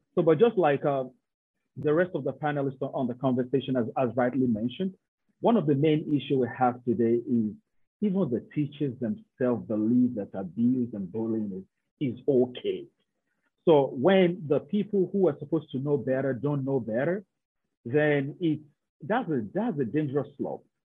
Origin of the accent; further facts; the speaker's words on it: Nigeria; moved away as an adult; I'm somebody from Nigeria.